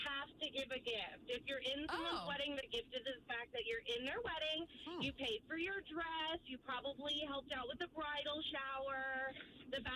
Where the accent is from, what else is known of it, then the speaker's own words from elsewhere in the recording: New York, United States; moved away; I'm originally from New York.